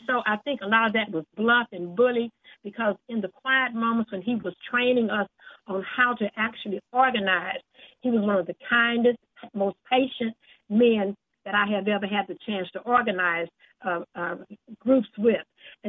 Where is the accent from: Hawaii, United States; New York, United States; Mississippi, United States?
Mississippi, United States; Canton; the first black mayor of my hometown of Canton